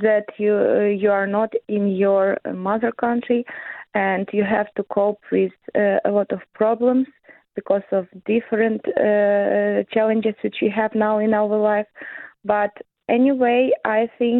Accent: Ukraine; moved away as an adult; also born or lived in Germany; now in London, Canada; I have to leave Ukraine at that time.

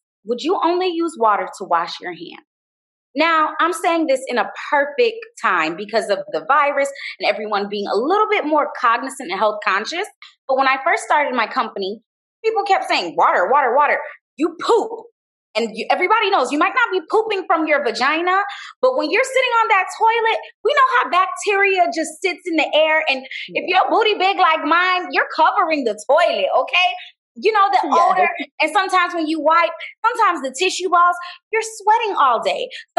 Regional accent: Jamaica; And I say this because I'm Jamaican, you know, we're colonized by the British

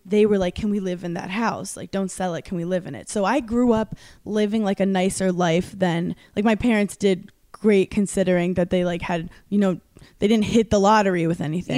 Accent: New York City, New York, United States; I'm from Brooklyn, New York originally. Mm-hmm. I'm from a place called Park Slope.

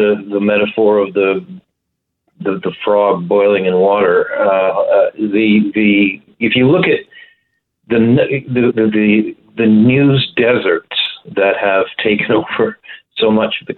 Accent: Canada; As a Canadian citizen

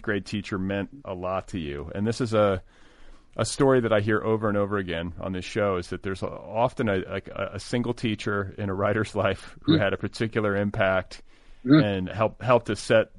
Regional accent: Wisconsin, United States; I grew up in Wisconsin

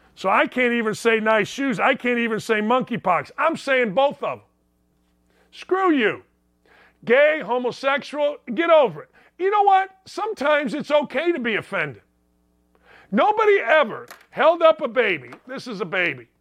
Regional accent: Northwest Indiana, United States; I grew up in Northwest Indiana.

